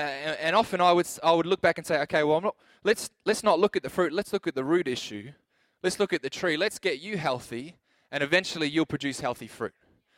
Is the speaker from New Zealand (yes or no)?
no; Adelaide, South Australia, Australia; we came from Adelaide where you didn't really know your neighbor at all.